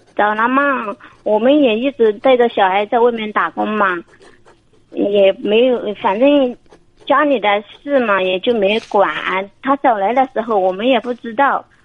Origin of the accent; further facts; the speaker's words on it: Guizhou, China; moved away; 我是贵州的